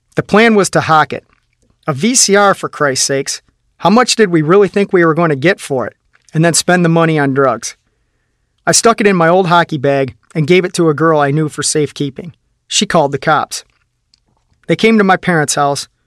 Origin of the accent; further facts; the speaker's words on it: Midwest, United States; also born or lived in Sylvania; I lived in a one-room apartment in my hometown